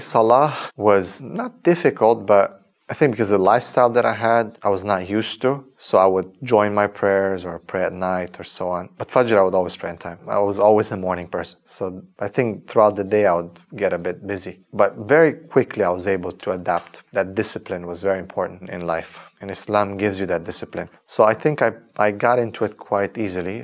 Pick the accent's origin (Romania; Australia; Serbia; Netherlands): Romania; Transylvania; moved away; also born or lived in Canada; I was born in 1983 in Romania in a famous area called Transylvania.